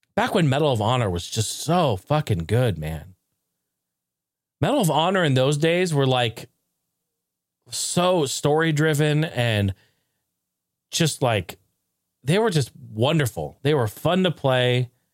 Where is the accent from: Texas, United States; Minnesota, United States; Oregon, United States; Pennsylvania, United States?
Oregon, United States; Portland; my hometown.